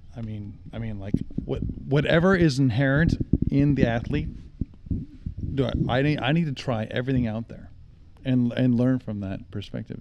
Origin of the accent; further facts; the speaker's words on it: Salt Lake City, Utah, United States; I grew up in Utah